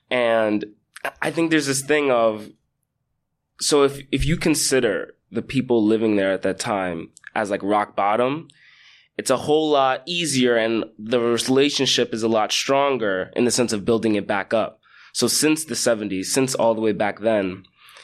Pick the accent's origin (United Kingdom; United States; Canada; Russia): United States; New York City, New York; I'm from Riverdale and now I live in Fordham Heights